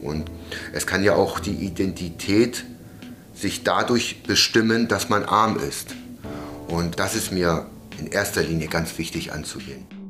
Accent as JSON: {"language": "German", "country": "Germany", "said": "wir uns deutsche Sinti grundweg als deutsches Sinti und auch als Deutsche verstehen"}